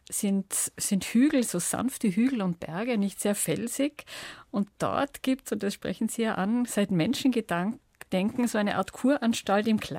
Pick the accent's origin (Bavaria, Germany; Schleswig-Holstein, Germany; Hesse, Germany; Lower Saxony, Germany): Bavaria, Germany; Wie bei uns im Allgäu die Viehscheide